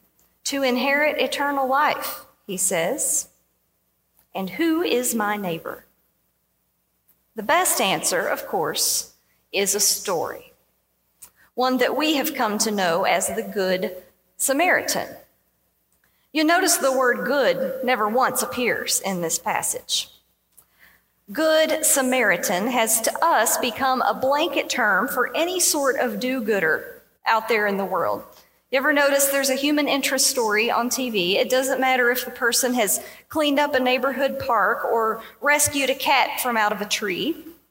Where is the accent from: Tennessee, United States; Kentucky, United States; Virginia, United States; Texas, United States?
Kentucky, United States; southeastern; moved away; I was from southeastern Kentucky.